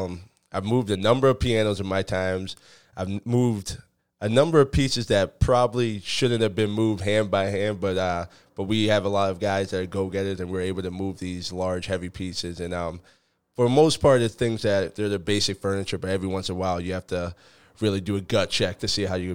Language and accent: English; Acton, Massachusetts, United States; I grew up in Acton, Massachusetts, which is local to where we are right now.